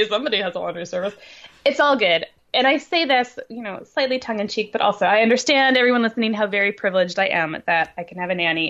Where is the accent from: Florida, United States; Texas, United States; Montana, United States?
Montana, United States; Helena; now in San Luis Obispo, United States; the one I grew up with in Helena, Montana.